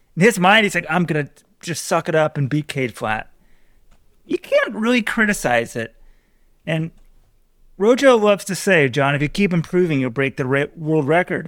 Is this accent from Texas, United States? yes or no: yes; Texas, United States; I'm from Texas